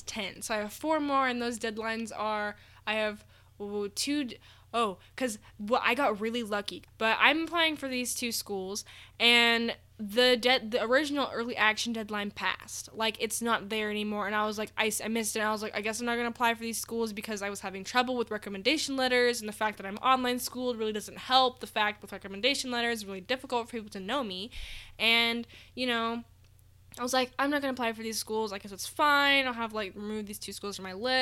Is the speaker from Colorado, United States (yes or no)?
yes; Colorado, United States; I was born in Colorado during a blizzard